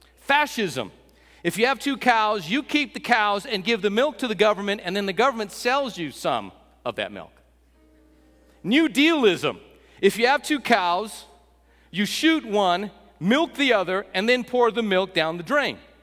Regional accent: West Texas, United States; We're from West Texas

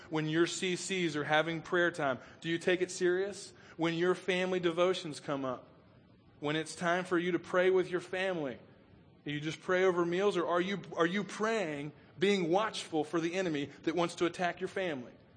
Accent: Chattanooga, Tennessee, United States; we grew up on Lookout Mountain uh, outside of Chattanooga

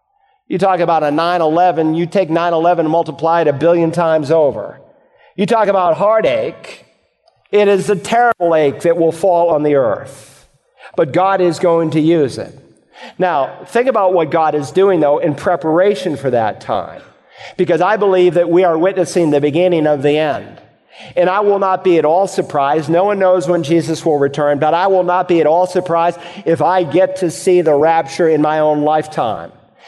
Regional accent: United States; as an American

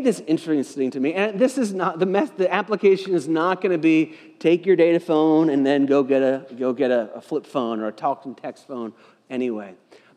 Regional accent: United States; I was born in America

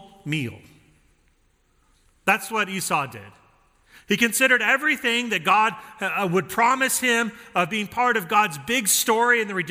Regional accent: Denver, Colorado, United States; I grew up in Denver and I grew up with my dad taking me to those games

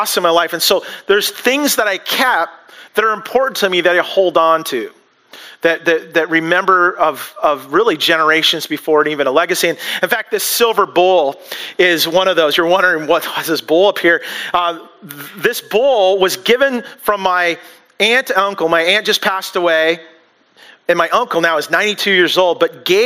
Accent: United States; we as American culture

